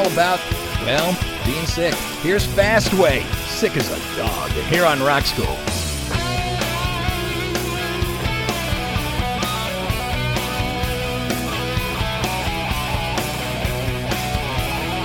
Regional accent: Hammond, Louisiana, United States; We're from Hammond

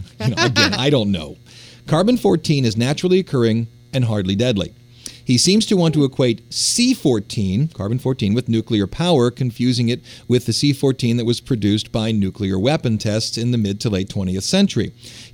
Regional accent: Cleveland, Ohio, United States; I'm from Cleveland

